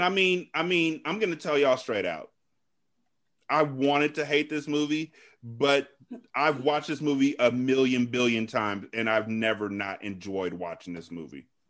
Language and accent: English; California, United States; I'm from California